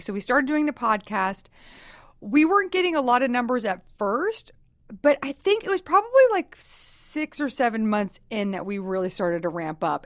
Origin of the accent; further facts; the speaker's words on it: Texas, United States; I'm from Texas, so I say talk a lot